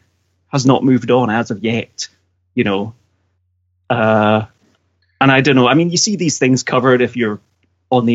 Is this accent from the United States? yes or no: no; central Scotland, United Kingdom; also born or lived in Edinburgh; I live in central Scotland at the moment because I was in Edinburgh, but I got made redundant. So I'm back in my hometown, essentially.